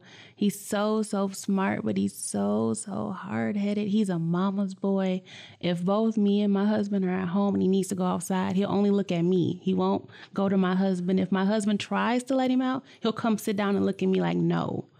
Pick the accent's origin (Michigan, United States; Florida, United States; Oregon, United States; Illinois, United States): Michigan, United States; Flint; I came from Flint. Honestly, and this is going to sound crazy, Michigan State wasn't even my first pick.